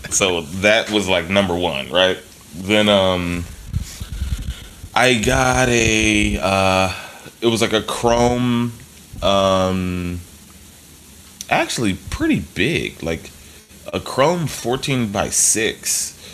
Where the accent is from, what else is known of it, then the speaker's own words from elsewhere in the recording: Philadelphia, Pennsylvania, United States; I grew up in Philly